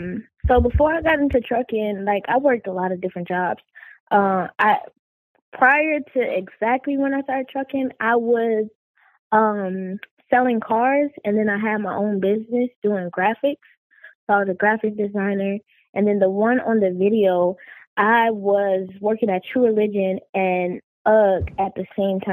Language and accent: English; Oklahoma, United States; also born or lived in Las Vegas, Nevada; I was born in Las Vegas, but raised in Oklahoma. So I have, you know, different sides of me. I have my Vegas side, my Oklahoma side, and I've moved many places in my life.